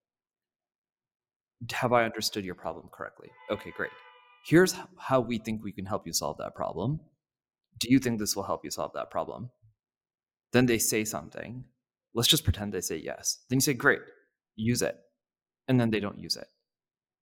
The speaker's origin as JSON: {"language": "English", "country": "India", "moved": "yes", "said": "I'm from India"}